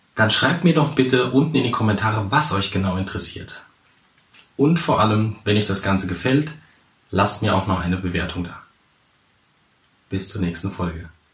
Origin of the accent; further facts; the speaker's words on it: Central Hesse, Germany; moved away as an adult; now in Hamburg, Germany; ich komme eigentlich aus Hesse, ganz wichtig Mittelhessen.